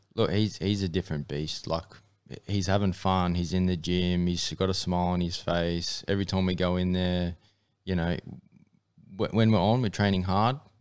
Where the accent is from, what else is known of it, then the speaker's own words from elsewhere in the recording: Mackay, Queensland, Australia; I grew up in M M A, uh, in, uh, Mackay, which is up in North Queensland